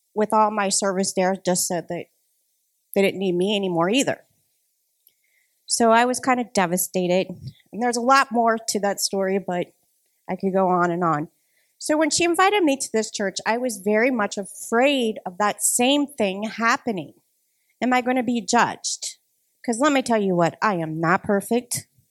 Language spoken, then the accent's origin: English; Ohio, United States; moved away as an adult; now in Madison, United States; I am originally from Ohio